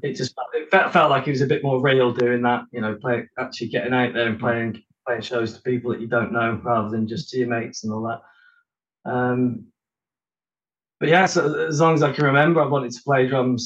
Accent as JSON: {"language": "English", "town": "Oswestry", "region": "West Midlands", "country": "United Kingdom", "tie": "born or raised there", "also_born_or_lived": "London / Brighton", "moved": "as an adult", "lives_now": "Manchester, United Kingdom", "said": "I was born in London, but I, I sort of lived there only for two years, and we moved up to a little market town called Oswestry"}